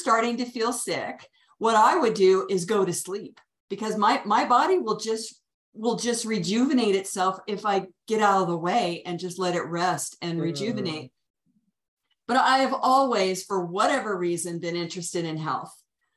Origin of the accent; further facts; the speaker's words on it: Washington, District of Columbia, United States; also born or lived in Virginia / Colorado; now in Santa Fe, United States; I'm originally from the Washington, D.C. metro area. I lived there for first third of my life.